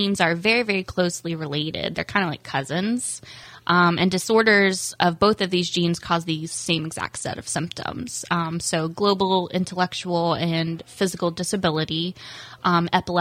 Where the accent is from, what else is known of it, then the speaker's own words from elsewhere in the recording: Indiana, United States; moved away as an adult; also born or lived in Central Florida; now in Palm Coast, United States; I'm actually born and raised in Indiana, but my husband and I moved to Florida a couple years ago